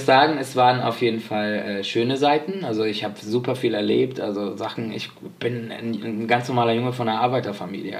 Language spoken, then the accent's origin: German; Spain; Ich bin ja Spanier